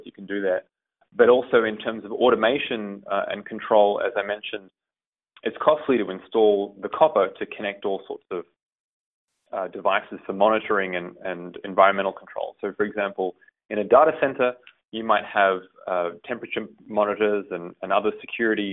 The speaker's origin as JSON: {"language": "English", "country": "Australia", "tie": "born or raised there", "moved": "as an adult", "lives_now": "United States", "said": "My mother is Hungarian. And I was born and raised in Australia"}